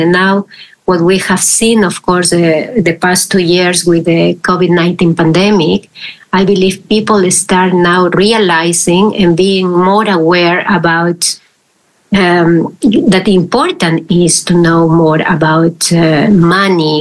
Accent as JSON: {"language": "English", "country": "Peru", "moved": "yes", "lives_now": "Netherlands", "said": "I am originally from Peru and I am living here in the Netherlands for, for a while"}